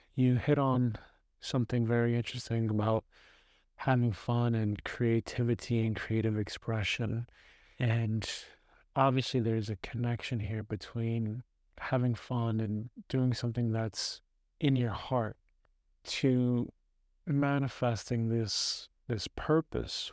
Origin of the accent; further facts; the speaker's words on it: New York City, New York, United States; I grew up in the United States. United States, heavily, especially New York City. New York City, Brooklyn